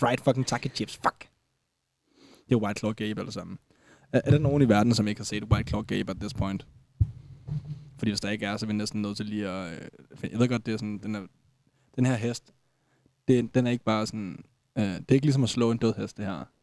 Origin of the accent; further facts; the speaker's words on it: Denmark; jeg også som dansker